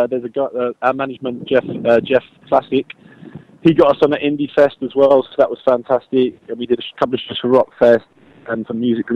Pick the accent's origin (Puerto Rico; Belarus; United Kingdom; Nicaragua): United Kingdom; London; that's where I was born and bred